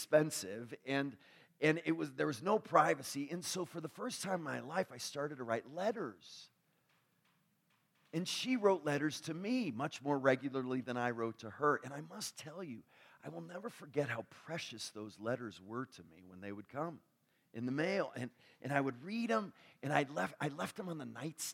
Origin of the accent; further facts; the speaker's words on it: New York, United States; I grew up near New York